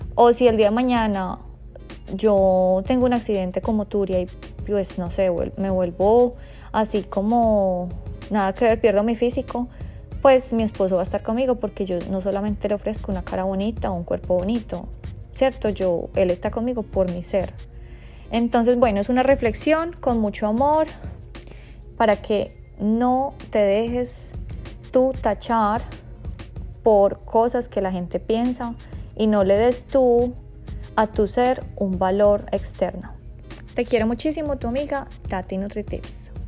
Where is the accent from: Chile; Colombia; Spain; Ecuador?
Colombia; Bogotá, Bogotá Capital District; moved away; Bogotá, que es mi ciudad natal